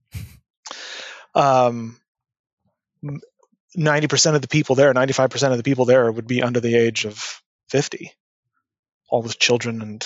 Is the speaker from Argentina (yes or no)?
no; Winnipeg, Manitoba, Canada; I grew up in Winnipeg.